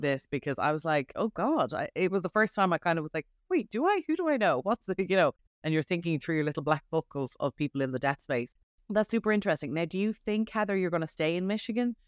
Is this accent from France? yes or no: no; Ireland; moved away as an adult; now in New York, United States; I'm from Ireland